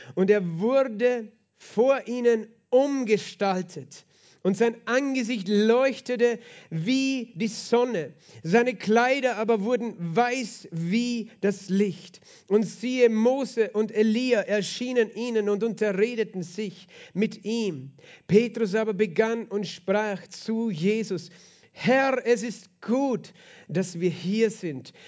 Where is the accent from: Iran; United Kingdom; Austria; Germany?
Austria; Lower Austria; bei uns in Niederösterreich